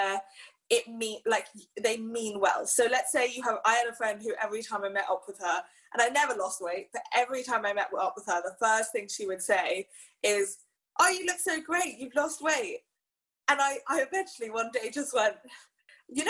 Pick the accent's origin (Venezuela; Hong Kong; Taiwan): Hong Kong; growing up in Hong Kong